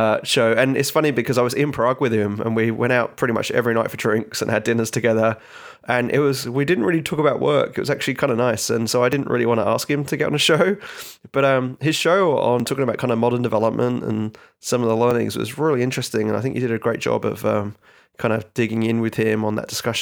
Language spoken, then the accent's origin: English; England, United Kingdom; also born or lived in Australia; now in United States; I get a lot of grief for my accent. The fact I'm originally from England and live in Australia and been in the States now for nearly 10 years